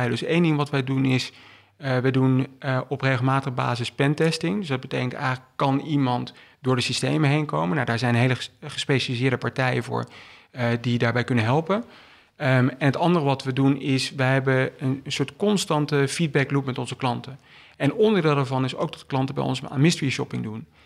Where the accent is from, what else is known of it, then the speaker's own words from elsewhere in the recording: Utrecht, Netherlands; also born or lived in England / Belgium; Toen zijn we verhuisd naar Engeland. Vervolgens naar België. En ik heb het merendeel van mijn jeugd in Nederland doorgebracht. Um, heb de middelbare school in Utrecht gedaan.